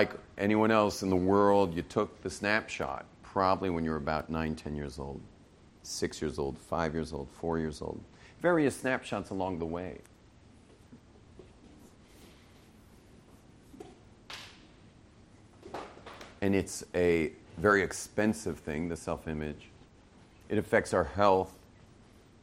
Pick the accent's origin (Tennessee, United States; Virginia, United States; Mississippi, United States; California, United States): California, United States; Los Angeles; we grew up in West